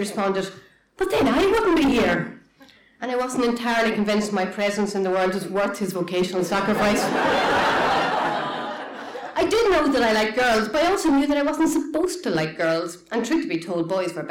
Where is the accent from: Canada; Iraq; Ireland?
Ireland; Cavan, County Cavan; now in Belfast, United Kingdom; I grew up in Cavan Town, in a traditional middle-class Catholic family